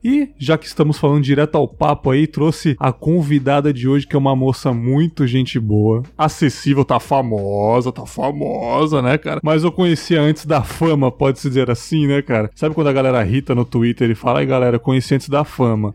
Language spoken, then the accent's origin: Portuguese; São Paulo, Brazil; moved away as an adult; now in Cachoeiro de Itapemirim, Brazil; eu sou de São Paulo, uhum. capital, São Miguel Paulista ali. Já moro aqui uns 10 anos